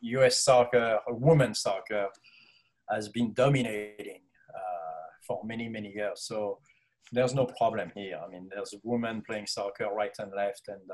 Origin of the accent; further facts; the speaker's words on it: France; moved away; growing up in Europe